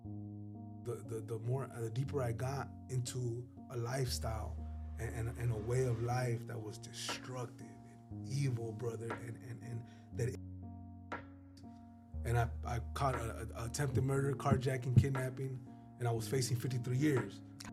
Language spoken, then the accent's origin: English; Los Angeles, California, United States; also born or lived in San Fernando Valley; now in Palmdale, United States; I grew up in Pacoima, California. Well, I grew up all over the valley, but my earliest days were in Pacoima, California